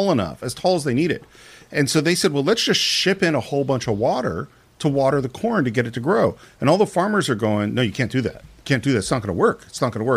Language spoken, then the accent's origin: English; the Bay Area, California, United States; I grew up in the Bay Area in the 70s